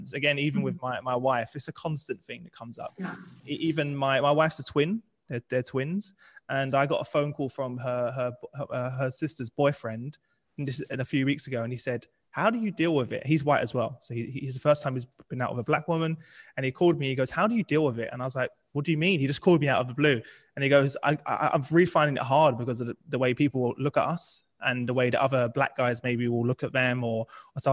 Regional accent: London, United Kingdom; people used to make comments about my accent because I was from East London

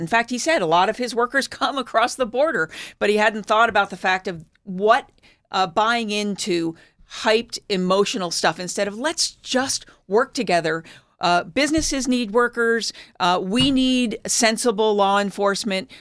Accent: Philadelphia, Pennsylvania, United States; moved away; I grew up in Philadelphia

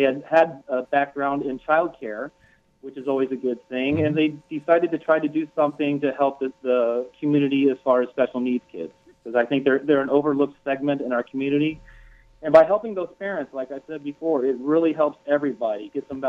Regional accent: Green Bay, Wisconsin, United States; I'm from Green Bay

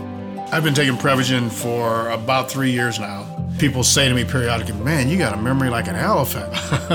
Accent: Cleveland, Ohio, United States; I'm …. I'm 68 years old. I grew up in Cleveland, Ohio.

